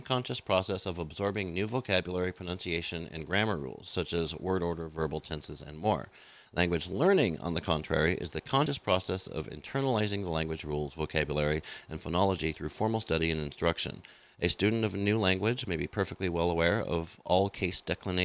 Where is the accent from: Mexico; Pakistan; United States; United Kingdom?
United States; I'm an American